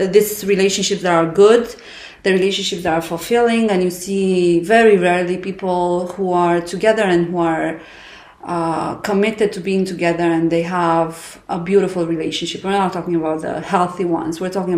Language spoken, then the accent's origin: English; Romania; moved away as an adult; now in Abu Dhabi, United Arab Emirates; I live in Abu Dhabi. I'm from Romania